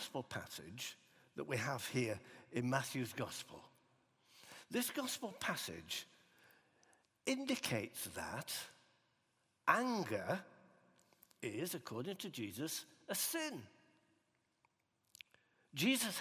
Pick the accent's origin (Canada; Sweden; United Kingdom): United Kingdom; Huddersfield, Yorkshire and the Humber; growing up in Huddersfield in West Yorkshire